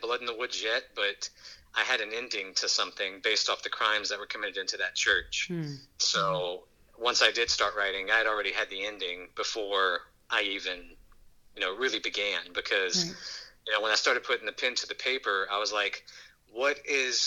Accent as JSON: {"language": "English", "town": "Hammond", "region": "Louisiana", "country": "United States", "tie": "born or raised there", "said": "we grew up on Lee Hughes Road out in Baptist, Louisiana, which is like less than a mile outside of the city limits for Hammond"}